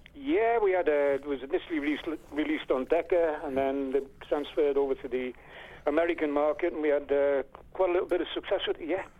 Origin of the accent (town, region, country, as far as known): Liverpool, North West England, United Kingdom